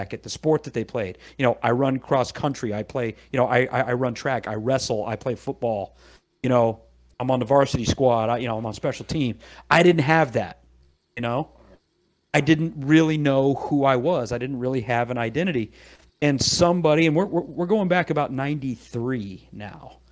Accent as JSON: {"language": "English", "town": "Fredericksburg", "region": "Virginia", "country": "United States", "tie": "born or raised there", "said": "I grew up in Northern Virginia, around a little town called Fredericksburg"}